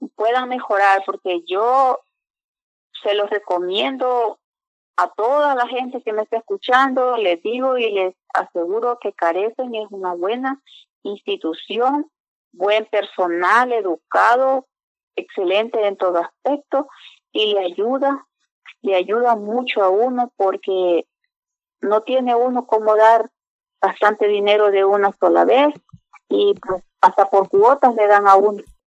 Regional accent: San Salvador, El Salvador; moved away; Soy del El Salvador, San Salvador.

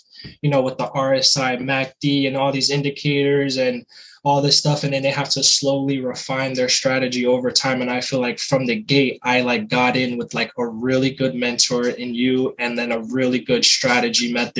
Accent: New Jersey, United States; Currently from New Jersey, born and raised in New Jersey

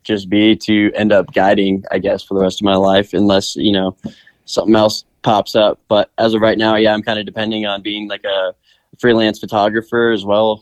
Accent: Omaha, Nebraska, United States; now in Jackson Hole, United States; I am originally from Omaha, Nebraska

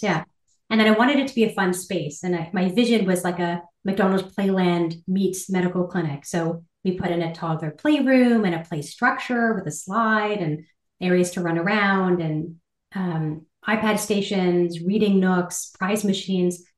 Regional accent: Ottawa, Ontario, Canada; I grew up in Ottawa, and I am one of four children

